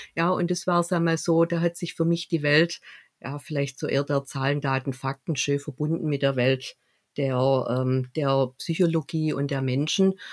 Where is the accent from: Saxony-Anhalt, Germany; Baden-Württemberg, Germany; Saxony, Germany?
Baden-Württemberg, Germany; Stuttgart; aus Stuttgart